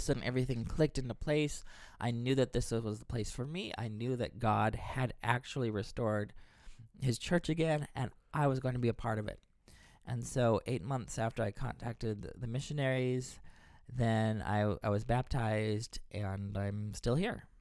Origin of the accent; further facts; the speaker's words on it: Texas, United States; moved away as an adult; now in Boston, United States; I'm from Texas. I moved here to Boston a number of years ago.